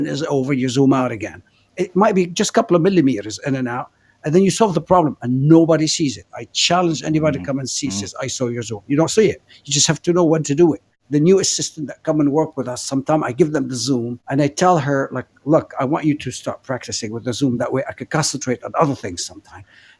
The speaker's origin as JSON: {"language": "English", "town": "Beirut", "region": "Beirut Governorate", "country": "Lebanon", "tie": "born or raised there", "also_born_or_lived": "Africa / Los Angeles, United States", "moved": "yes", "lives_now": "Paris, France", "said": "I grew up in Beirut in a very chaotic city"}